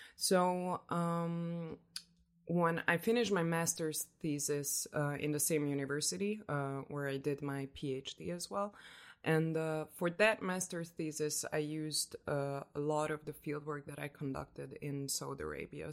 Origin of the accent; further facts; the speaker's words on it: Budapest, Hungary; moved away as an adult; now in Oslo, Norway; I am from Hungary, Budapest, Hungary